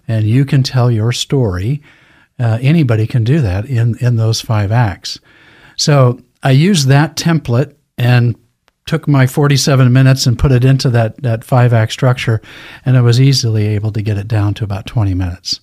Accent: Lewiston, Idaho, United States; I was born and raised in Lewiston, Idaho, graduated from Lewiston High School

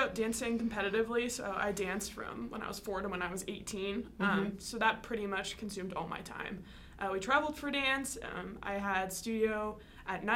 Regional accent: Iowa, United States; I am from Iowa

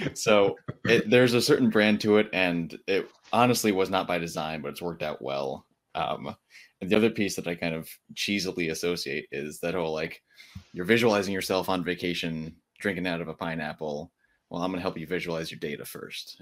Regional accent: Connecticut, United States; now in Charlotte, United States; I'm originally from Connecticut, um, and I moved down here

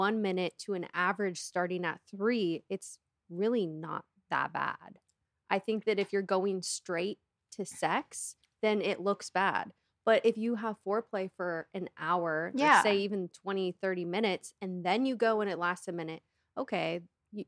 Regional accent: Seattle, Washington, United States; I'm from the Seattle area

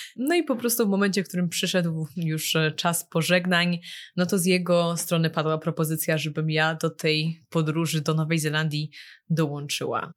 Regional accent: Poland; now in Shanghai, China; pochodzimy z zupełnie innych miejsc w Polsce

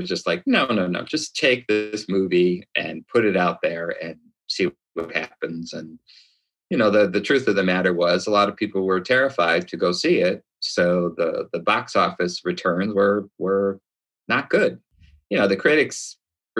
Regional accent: Chicago, Illinois, United States; also born or lived in Venice, California / New York City; now in Long Beach, United States; Born and raised in Chi-Town

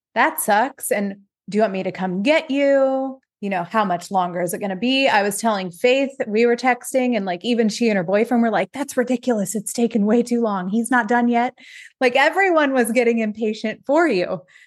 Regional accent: Ohio, United States; moved away; we're from Ohio originally

